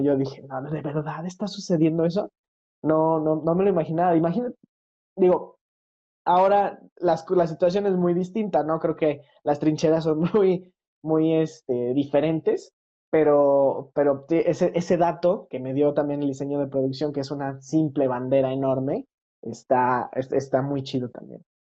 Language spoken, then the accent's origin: Spanish; Mexico; yo como mexicano